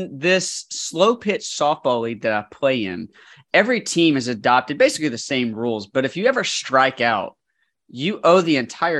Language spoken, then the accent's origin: English; Alabama, United States; coming from the Bible Belt of the South really hits for me, because growing up in Alabama, there is no lottery system and there is no sports betting.